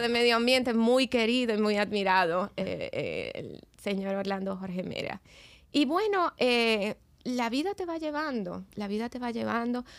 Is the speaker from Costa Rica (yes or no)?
no; Dominican Republic; yo soy dominicana, más dominicana que el plátano. este, y bueno, he vivido aquí casi toda mi vida.